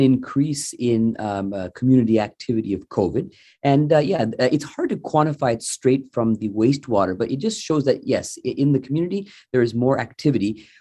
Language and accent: English; Sarnia, Ontario, Canada; now in Mississauga, Canada; I'm originally from Sarnia